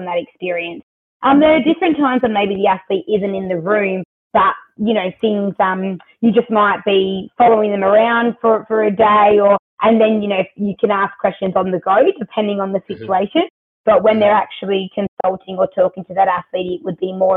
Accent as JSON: {"language": "English", "town": "Adelaide", "region": "South Australia", "country": "Australia", "tie": "born or raised there", "moved": "as an adult", "lives_now": "Melbourne, Australia", "said": "born and bred in Adelaide"}